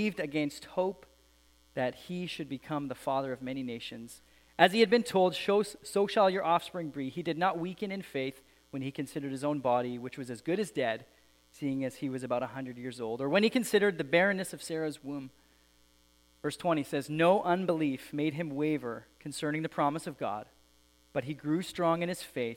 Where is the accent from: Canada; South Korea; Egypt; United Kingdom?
Canada; Alberta; I grew up in Alberta